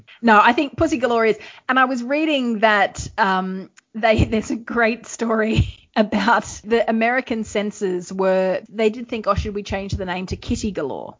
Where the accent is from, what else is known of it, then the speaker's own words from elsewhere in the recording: Australia; we're from Australia